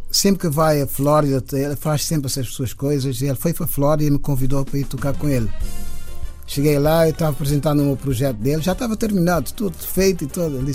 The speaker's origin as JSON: {"language": "Portuguese", "country": "Cape Verde", "tie": "born or raised there", "said": "queria retratar esses momentos que, que eu passei uh, crescendo em Cabo Verde."}